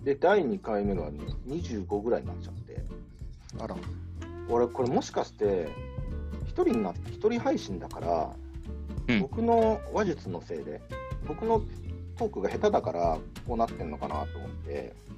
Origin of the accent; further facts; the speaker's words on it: Kanto, Japan; also born or lived in New York; now in Fukuoka, Japan; 関東、私、関東の人間